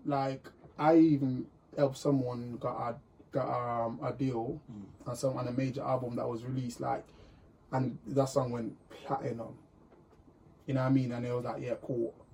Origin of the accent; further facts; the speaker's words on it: Jamaica; now in United Kingdom; I'm from Jamaica